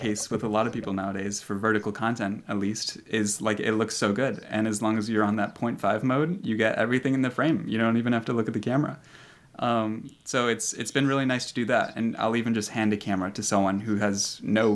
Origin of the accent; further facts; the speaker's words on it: Chicago, Illinois, United States; I came back to Chicago and started looking for that position here, just kind of in my hometown